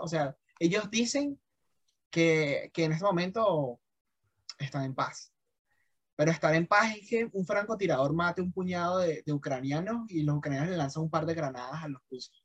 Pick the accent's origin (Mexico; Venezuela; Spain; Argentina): Venezuela; now in Colombia; como venezolano aquí en Colombia